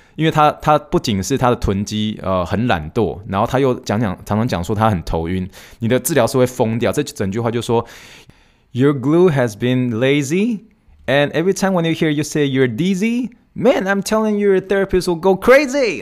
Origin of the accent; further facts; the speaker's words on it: Taiwan; moved away as an adult; also born or lived in Pittsburgh, Pennsylvania / New York; now in Houston, United States; I'm origin from Taiwan